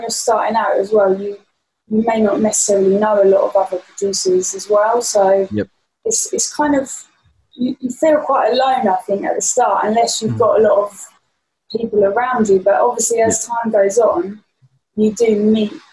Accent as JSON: {"language": "English", "area": "a town near Brighton", "region": "South East England", "country": "United Kingdom", "tie": "born or raised there", "also_born_or_lived": "London / Ibiza", "moved": "as an adult", "said": "I'm from a town near Brighton, and I moved from my hometown that I've grown up in like my whole life."}